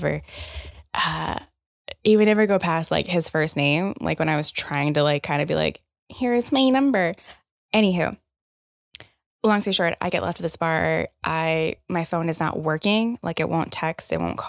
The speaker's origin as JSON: {"language": "English", "region": "the South", "country": "United States", "said": "You know, I am from the South."}